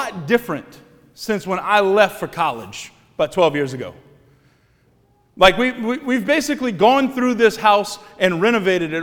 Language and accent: English; Cut Off, Louisiana, United States; born or raised there; moved away as an adult; now in Thibodaux, United States